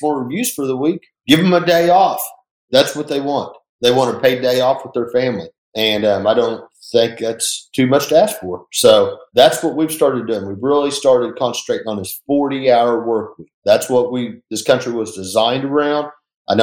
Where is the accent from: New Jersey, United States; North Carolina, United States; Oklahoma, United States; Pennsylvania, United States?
Oklahoma, United States; Enid; moved away as an adult; now in Tulsa, United States; I'm from Enid, Oklahoma